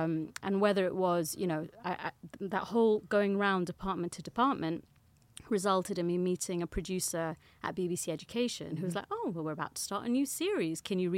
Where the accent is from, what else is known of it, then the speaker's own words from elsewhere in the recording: Germany; born there; I was born in Germany, which makes it even more confusing.